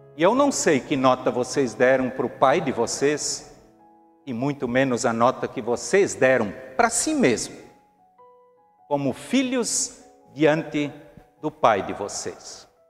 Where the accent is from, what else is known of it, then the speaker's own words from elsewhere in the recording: Brazil; nós, como brasileiros